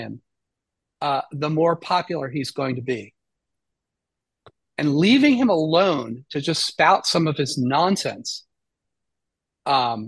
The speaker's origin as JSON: {"language": "English", "country": "United States", "said": "as an American"}